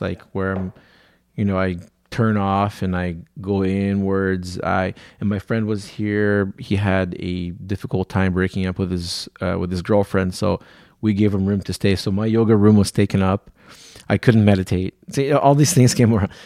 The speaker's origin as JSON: {"language": "English", "region": "São Paulo", "country": "Brazil", "tie": "born or raised there", "moved": "yes", "said": "I was born in Brazil, in, in a city called São Paulo"}